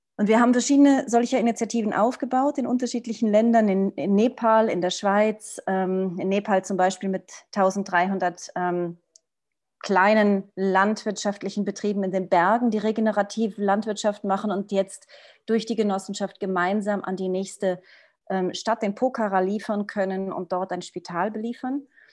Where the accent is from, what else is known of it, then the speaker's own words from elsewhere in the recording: Portugal; moved away; also born or lived in Switzerland; ich bin aufgewachsen in Portugal